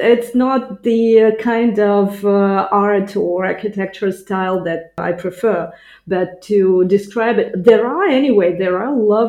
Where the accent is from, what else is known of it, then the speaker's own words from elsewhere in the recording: Ukraine; first language Russian; English is a second language; moved away as an adult; also born or lived in Italy; now in Dessau, Germany; I'm originally from Ukraine. Now I live in Dessau, that's central eastern Germany, around 100 kilometers from Berlin. And it's not my first country where I'm living abroad.